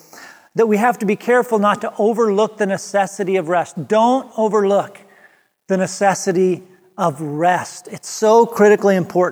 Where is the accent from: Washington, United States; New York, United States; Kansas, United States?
Washington, United States; Seattle; we're from the Seattle area